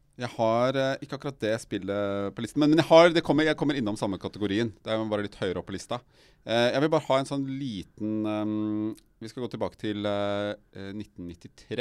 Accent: Røyken, Viken, Norway; jeg er oppvokst i Røyken

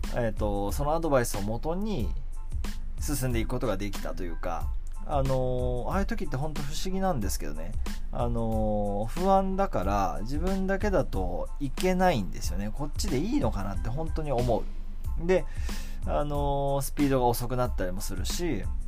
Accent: Kamakura, Kanagawa, Japan; 地元鎌倉で生まれ育ってるんですけども

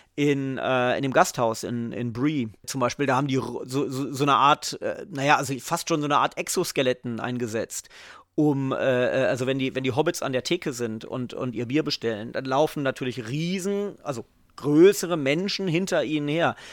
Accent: Göttingen, Lower Saxony, Germany; moved away; also born or lived in England; ich komme aus Göttingen, ähm, da war ich an der EGS

